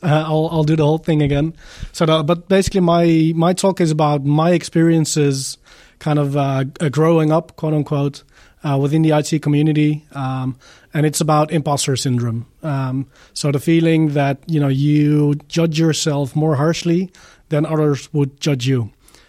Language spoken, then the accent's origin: English; Netherlands; I am from the Netherlands. I live in the region of Eindhoven.